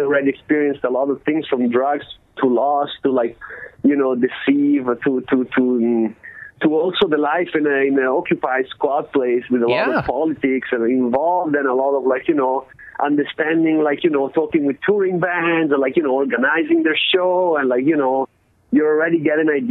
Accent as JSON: {"language": "English", "country": "Italy", "tie": "born or raised there", "moved": "as an adult", "lives_now": "Oakland, United States", "said": "growing up in Italy, you get so much freedom as a kid"}